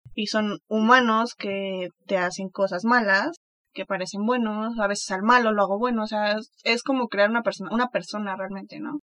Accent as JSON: {"language": "Spanish", "country": "Mexico", "said": "soy mexicana"}